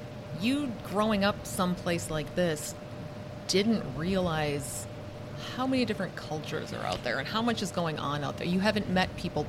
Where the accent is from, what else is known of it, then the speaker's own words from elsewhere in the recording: Brainerd, Minnesota, United States; I grew up in Brainerd.